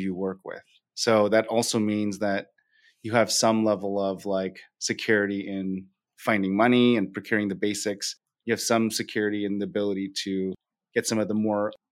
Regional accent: Oakland, California, United States; moved away as an adult; now in Austin, United States; I literally was born and raised in the Bay Area, born in Oakland, lived there my entire life

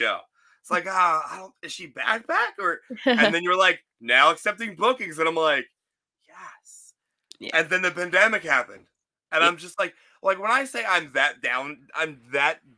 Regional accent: Philadelphia, Pennsylvania, United States; moved away; also born or lived in Florida; I'm from the Philly area and I learned how to drive in Florida

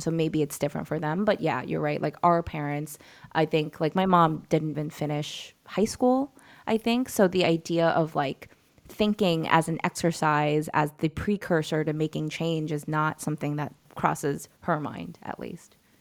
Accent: New York, United States; I was born and raised in New York

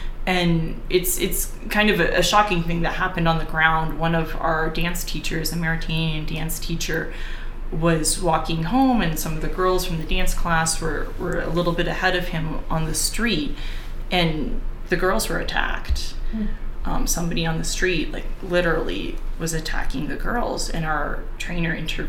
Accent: United States; as an American

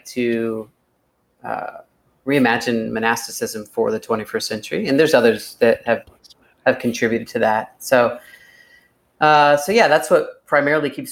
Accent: Southern Ohio, United States; I grew up in the Nazarene Church in Southern Ohio

